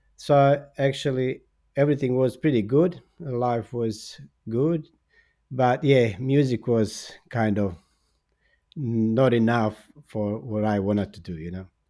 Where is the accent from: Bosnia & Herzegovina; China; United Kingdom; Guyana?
Bosnia & Herzegovina; English is a second language; moved away as an adult; also born or lived in Australia; now in Zagreb, Croatia; I was born in Bosnia, and then, uh, uh, w, I was twenty-five b, when I went to Australia